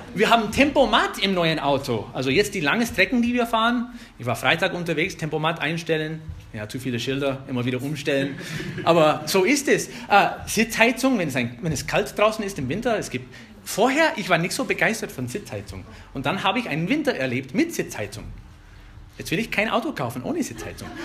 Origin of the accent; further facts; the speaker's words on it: United States; German is a second language; now in Germany; ich bin Amerikaner